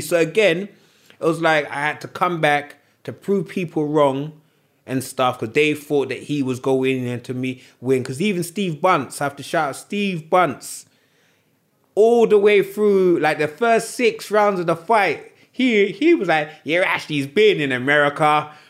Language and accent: English; United Kingdom; we're Brits